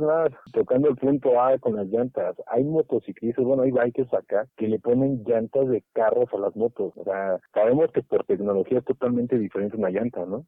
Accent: State of Mexico, Mexico; yo soy del Estado

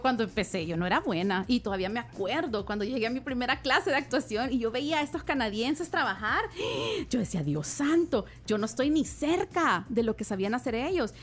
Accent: El Salvador; yo soy del Salvador

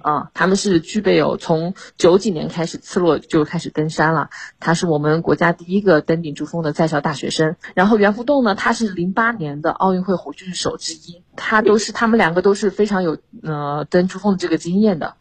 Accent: China; 作为中国人，然后作为校友

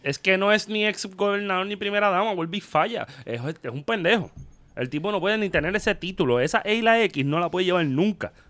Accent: Vega Baja, Puerto Rico; yo soy de Vega Baja

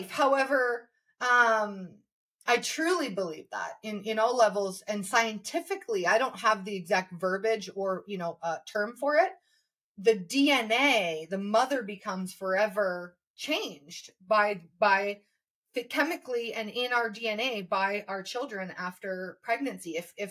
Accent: Indonesia; when I was living in Indonesia, because we grew up in Indonesia in the 90s, um, and then I moved back as a 25 year old to Jakarta.

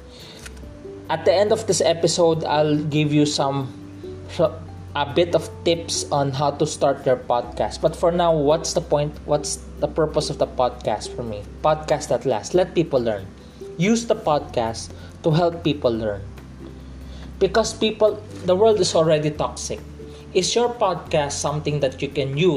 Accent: Philippines; I'm from the Philippines, I'm a Filipino

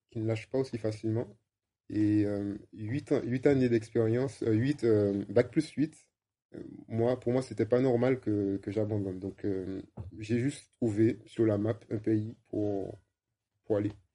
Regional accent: Martinique; moved away; also born or lived in Amsterdam

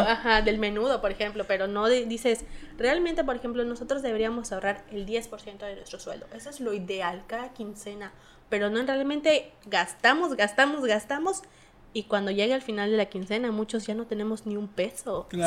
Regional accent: Mexico; nos falta a nosotros como mexicanos

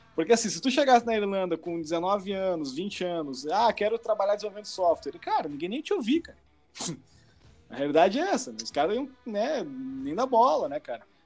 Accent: Brazil; moved away as an adult; now in Canada; eu não tenho outra cidadania, só, só, sou brasileiro

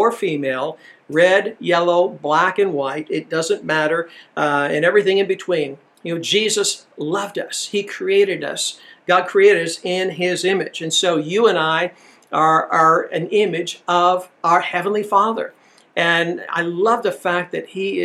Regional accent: Illinois, United States; moved away as an adult; also born or lived in Decatur, Georgia; Jenny and I, we grew up in Illinois, pretty white place

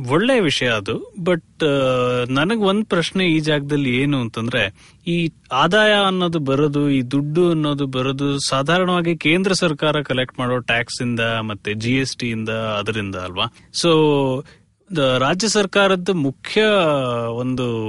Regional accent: Mysuru, Karnataka, India; now in Bengaluru, India; ಇವಾಗ ನಾನು ಮೈಸೂರಿನವನು

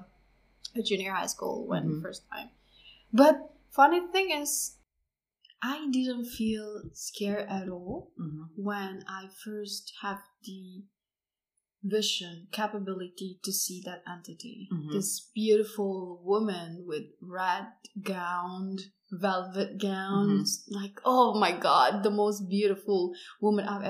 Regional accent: Indonesia; I'm from Indonesia originally

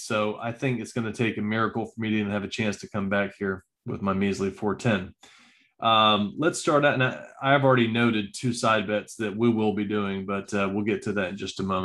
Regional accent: the South, United States; us down here growing up in the South

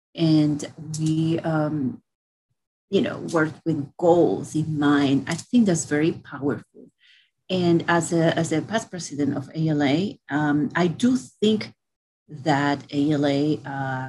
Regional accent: Puerto Rico; moved away as an adult; also born or lived in New York; I grew up in Puerto Rico

